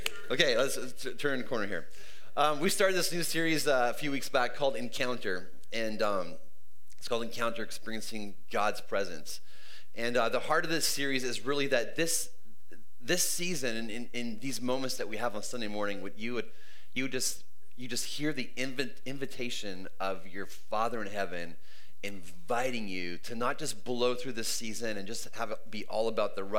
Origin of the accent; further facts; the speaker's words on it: northern British Columbia, Canada; moved away; I spent most of my life growing up in Canada. And before I lived here, we lived up in, our whole family lived in way up in northern BC